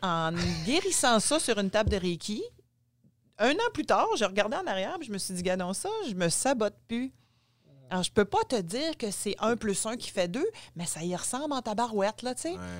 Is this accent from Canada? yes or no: yes; Gaspésie, Quebec, Canada; je suis née en Gaspésie, mon père était médecin en Gaspésie